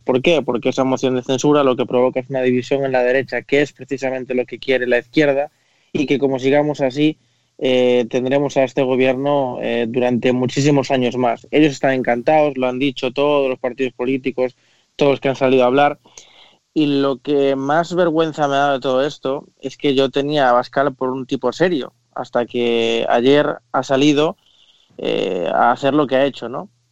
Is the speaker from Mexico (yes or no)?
no; Spain; como español